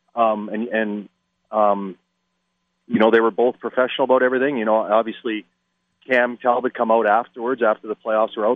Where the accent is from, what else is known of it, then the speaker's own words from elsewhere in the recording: Canada; I'm Canadian